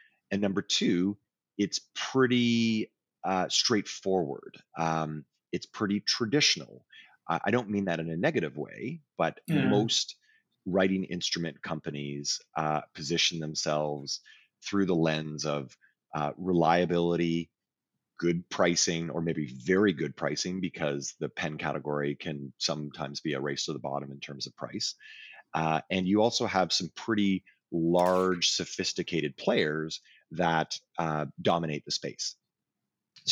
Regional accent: Canada; I'm Canadian

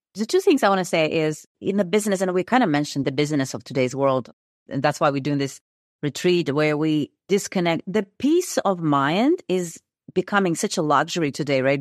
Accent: Kazakhstan; moved away as an adult; I am originally from Kazakhstan. I was born and raised there.

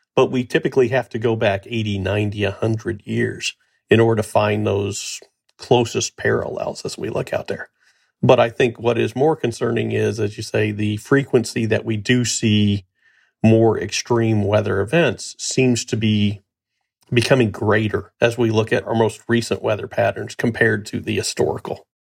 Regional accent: Missouri, United States; my home state of Missouri

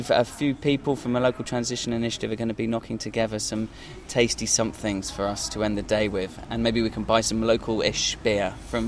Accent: Totnes, South West England, United Kingdom; because I'm from Totnes, actually

